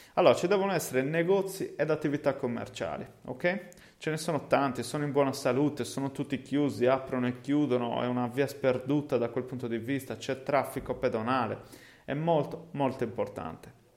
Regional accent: Cagliari, Sardinia, Italy; accent: Sardinian (Cagliari); also born or lived in England; Perché Cagliari? Ovviamente, eh, come si deduce da, dal mio accento, è il posto in cui insomma effettivamente vivo

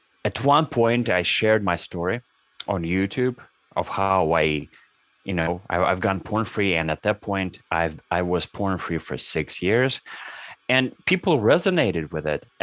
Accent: Russia; now in Canada; back when I was in those 1990s, I was growing up in Russia

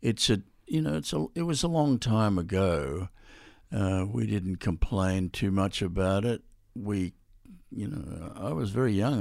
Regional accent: Australia; I'm Australian.

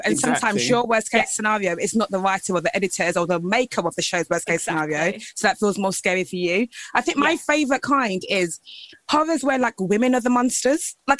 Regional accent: Essex, East of England, United Kingdom; this literally feels like what it was like growing up in Essex.

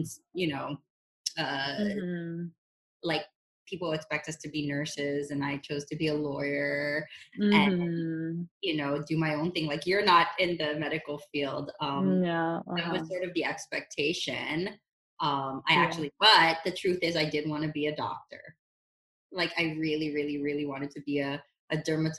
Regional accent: Philippines; also born or lived in Honolulu, Hawaii; now in Los Angeles, United States; growing up in the Philippines

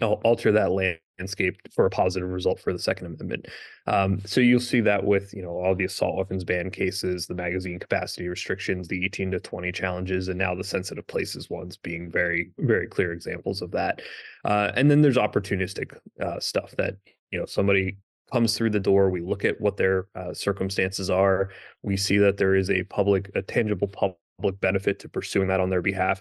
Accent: Pennsylvania, United States; I'm from Pennsylvania

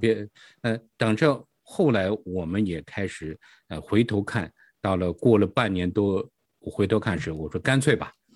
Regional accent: Hebei, China; moved away as an adult; now in United States; 我是，呃，出，来自于中国大陆，出生在是河北，大概嗯哼。九八年的时候我来到了美国

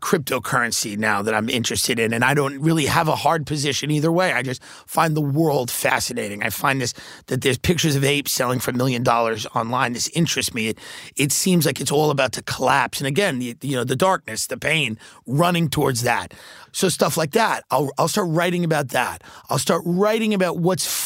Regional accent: Long Island, New York, United States; moved away as an adult; now in Los Angeles, United States; a guy that grew up in Long Island, grew up in New York

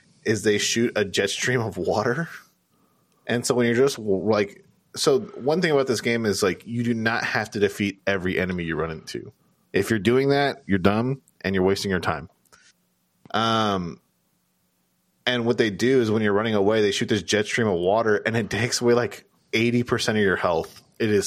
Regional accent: California, United States; we're all from California

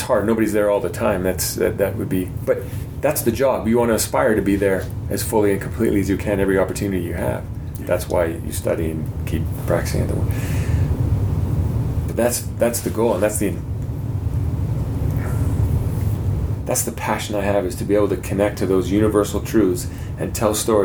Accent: Canada

